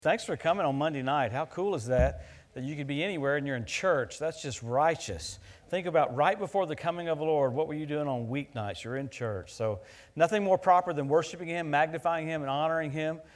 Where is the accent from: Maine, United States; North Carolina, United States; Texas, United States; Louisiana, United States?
Louisiana, United States; where I grew up in Louisiana